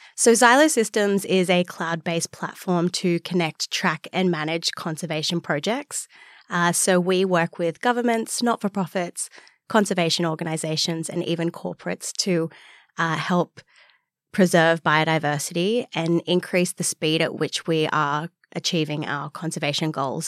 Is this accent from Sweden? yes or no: no; Newcastle, New South Wales, Australia; now in Sydney, Australia; I grew up in Newcastle, so two hours north of here